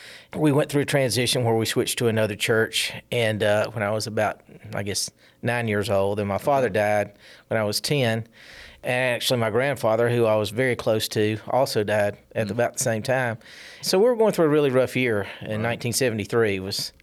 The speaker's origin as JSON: {"language": "English", "region": "South Carolina", "country": "United States", "tie": "born or raised there", "moved": "yes", "said": "I grew up in South Carolina."}